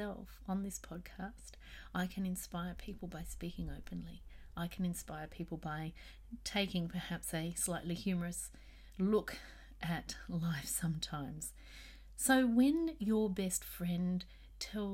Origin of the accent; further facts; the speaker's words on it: Australia; here in Australia